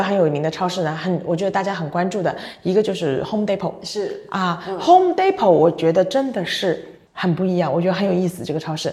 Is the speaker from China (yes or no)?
yes; China; also born or lived in Los Angeles, United States; 鉴于我是个中国人